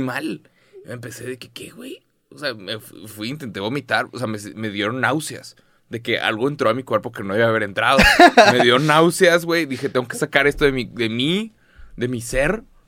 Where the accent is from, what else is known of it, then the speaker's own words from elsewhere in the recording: Mexico; En, en México somos muy conscientes de nuestro acento